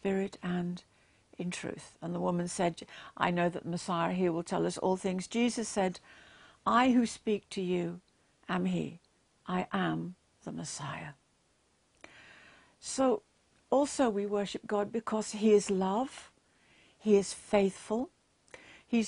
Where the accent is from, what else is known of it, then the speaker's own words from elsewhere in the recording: England, United Kingdom; I'm English